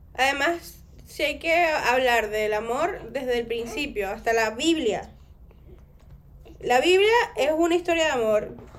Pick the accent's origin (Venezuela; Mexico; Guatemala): Venezuela; now in Spain; yo soy venezolana